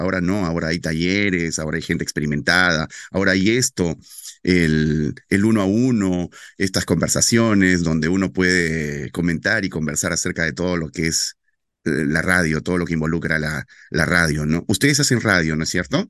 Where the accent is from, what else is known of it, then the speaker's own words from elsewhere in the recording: Loreto, Peru; ser el primer locutor adolescente en mi tierra, en locutar noticias para un para el noticiero más importante de la Amazonía, que se llama El Loretano